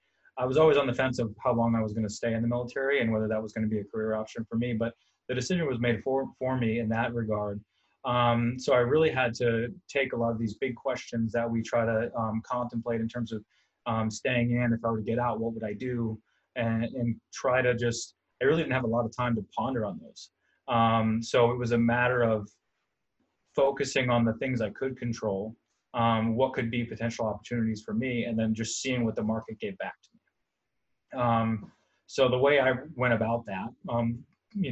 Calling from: Charlotte, North Carolina, United States; I'm coming from Charlotte, North Carolina

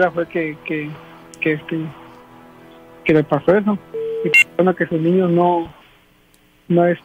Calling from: California, United States; De acá, de California.

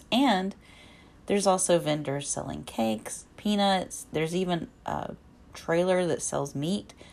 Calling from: Alabama, United States; I am podcasting from Alabama.

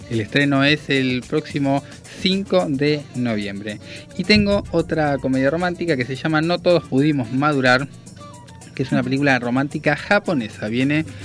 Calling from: Vicente López, Buenos Aires Province, Argentina; de Vicente López, como siempre escuchándolos, buen programa.

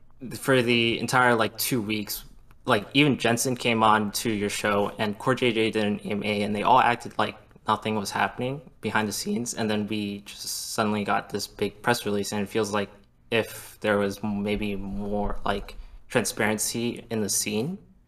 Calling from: Toronto, Ontario, Canada; Calling from Toronto, Ontario.

